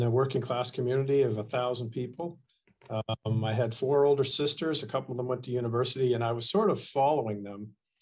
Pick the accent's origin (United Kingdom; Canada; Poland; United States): Canada; Ontario; moved away as an adult; also born or lived in Nova Scotia; I was born and raised in Ontario